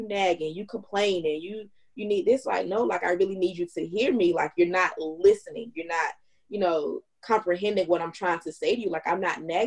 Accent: North Carolina, United States; growing up in the South, and then like in North Carolina

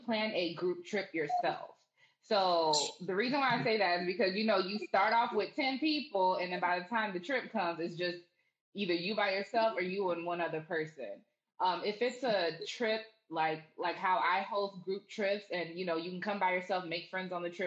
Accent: Orlando, Florida, United States; now in Jacksonville, United States; I grew up in Orlando.

